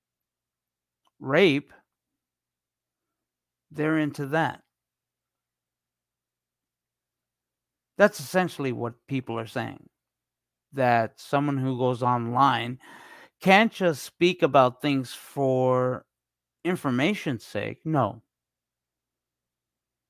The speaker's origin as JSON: {"language": "English", "country": "Canada", "also_born_or_lived": "Toronto", "accent": "Canadian", "said": "my Canadian accent"}